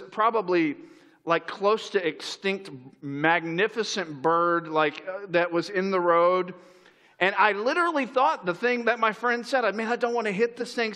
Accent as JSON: {"language": "English", "region": "Florida", "country": "United States", "tie": "born or raised there", "also_born_or_lived": "upstate New York", "moved": "as an adult", "said": "I grew up in Florida"}